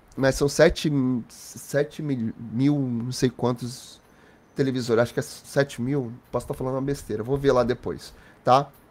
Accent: Rio de Janeiro, Brazil; moved away; also born or lived in Guarujá, São Paulo; Não, nasci aqui no Rio. Mas eu morei muitos anos na, no Guarujá. Nasci no Rio. Sou do Meier

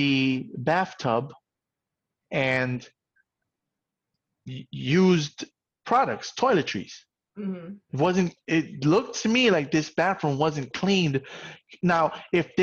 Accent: New York City, New York, United States; I grew up in the South Bronx

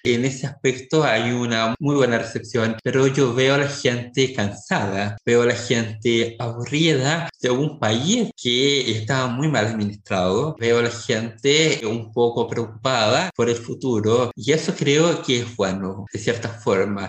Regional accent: Chile; Yo como una persona nacida y criada en el Distrito 16, una zona rural

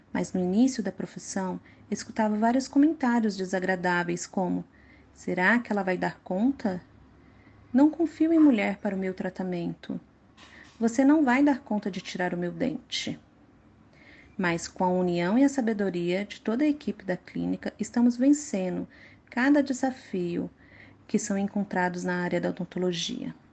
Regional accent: Contagem, Minas Gerais, Brazil; moved away as an adult; now in São Paulo, Brazil; Eu nasci em Contagem, Minas Gerais, onde morava com meus pais e meu irmão.

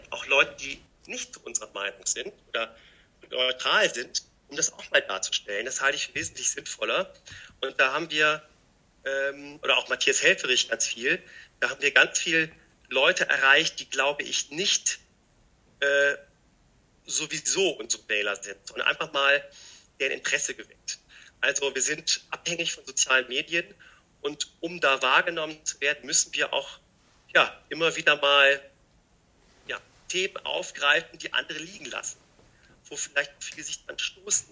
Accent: Rhineland, Germany; ich bin immer jemand, der, sagen wir mal, als Rheinländer optimistisch ist

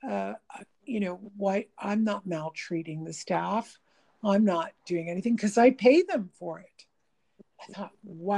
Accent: Canada; I'm Canadian

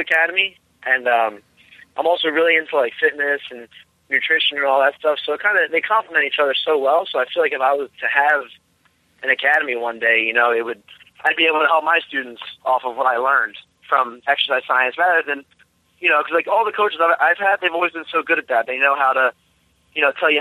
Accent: New Jersey, United States; moved away as an adult; now in Myrtle Beach, United States; I'm originally from New Jersey, so I trained up there for the first 12 years

